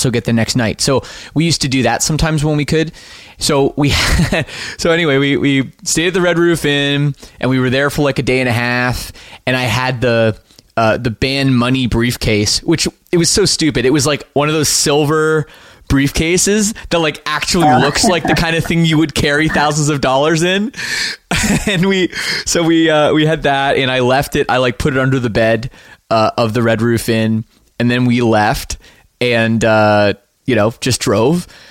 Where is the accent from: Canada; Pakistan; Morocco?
Canada; us being Canadian